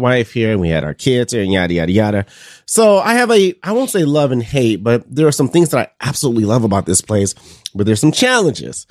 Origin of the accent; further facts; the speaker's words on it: Detroit, Michigan, United States; moved away as an adult; now in Mason City, United States; I'm from, I'm from Detroit, so I'm a Michigan State guy